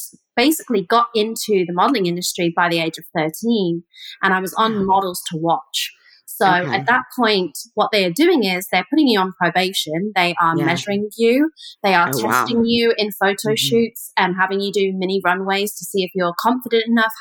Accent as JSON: {"language": "English", "region": "the middle of England", "country": "United Kingdom", "tie": "born or raised there", "moved": "yes", "said": "I grew up in England, and I grew up in the middle of England. I kind of call it the Ohio of England."}